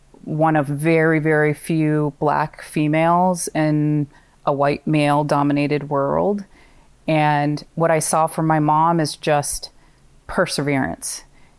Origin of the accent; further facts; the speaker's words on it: Pacific Northwest, United States; also born or lived in California; now in Maine, United States; I was born in California and have had family there my entire life. And in mid-elementary school, moved up to the Pacific Northwest, to Portland, Oregon, and Vancouver, Washington, and spent my formative years in the Pacific Northwest.